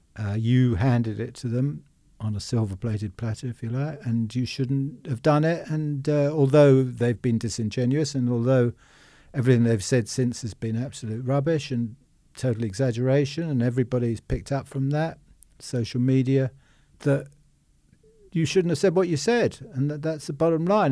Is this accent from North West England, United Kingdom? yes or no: no; Richmond, London, United Kingdom; I was born in Richmond, uh, above our first shop.